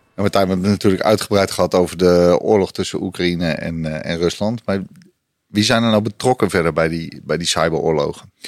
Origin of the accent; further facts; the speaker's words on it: Netherlands; als Nederlander